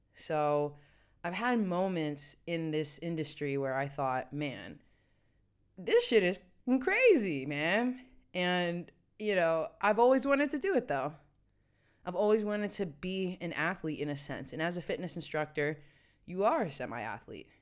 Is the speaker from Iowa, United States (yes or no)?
no; West Virginia, United States; also born or lived in New York City / Washington, D.C.; now in Amsterdam, Netherlands; my hometown in West Virginia